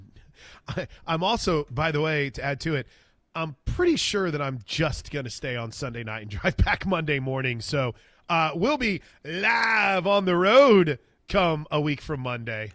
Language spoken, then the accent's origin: English; Wood River, Illinois, United States; moved away; I grew up in Illinois. Um, the Wood River, Illinois is my hometown.